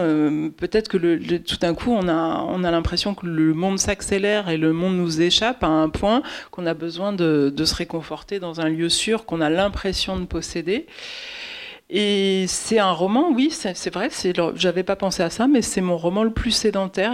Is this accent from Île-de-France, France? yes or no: yes; Paris, Île-de-France, France; Ça, c'est un quartier pas très loin de là où j'ai grandi